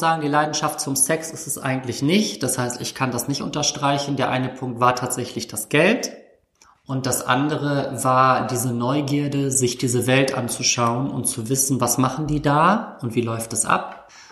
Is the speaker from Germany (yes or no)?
yes; Hamburg, Germany; Ich komme jetzt aus der Weltstadt Hamburg